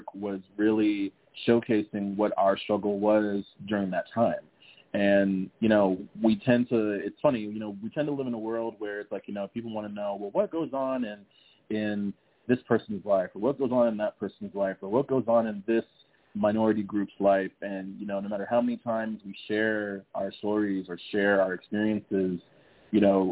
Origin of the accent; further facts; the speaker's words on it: San Antonio, Texas, United States; I'm from San Antonio, born and raised